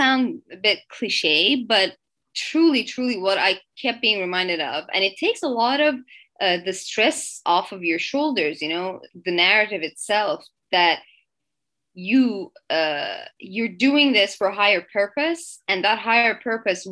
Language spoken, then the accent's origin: English; Iran; English is a second language; moved away as an adult; now in Canada; So I'm originally from Iran, and I lived there till I was 19.